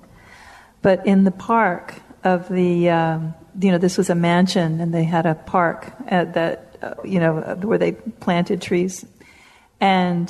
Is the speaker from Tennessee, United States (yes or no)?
no; Hawaii, United States; I grew up in Hawaii